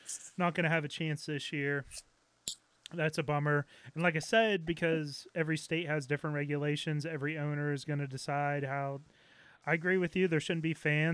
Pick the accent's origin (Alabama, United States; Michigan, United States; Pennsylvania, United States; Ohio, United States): Pennsylvania, United States; Pittsburgh; We're both from Pittsburgh